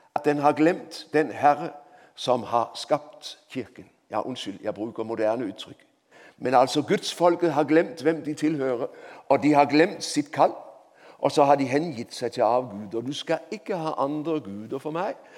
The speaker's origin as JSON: {"language": "Norwegian", "country": "Denmark", "also_born_or_lived": "Oslo, Norway / Grimstad, Norway", "second_language": "Norwegian", "moved": "as an adult", "lives_now": "Norway", "said": "så hører du på språket mitt at jeg ikke er ekte, jeg er båtflyktning fra Danmark"}